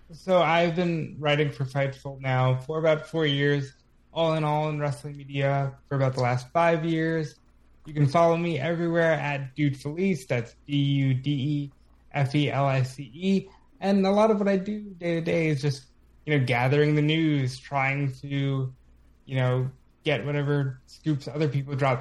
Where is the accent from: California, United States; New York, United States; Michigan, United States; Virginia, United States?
New York, United States; as a New Yorker myself